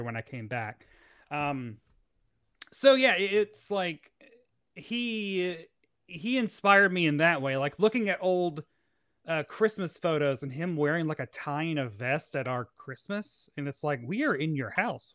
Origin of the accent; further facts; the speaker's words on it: Tennessee, United States; moved away as an adult; now in New York City, United States; I'm from Tennessee